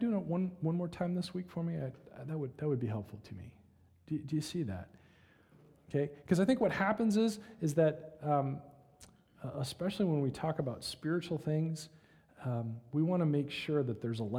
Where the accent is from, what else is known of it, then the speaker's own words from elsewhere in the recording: United States; we as American Christians